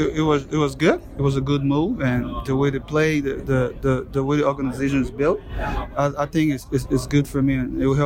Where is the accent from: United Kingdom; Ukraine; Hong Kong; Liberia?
Liberia; now in Miami, United States; I'm from Liberia, West Africa, and I used to play in Liberia.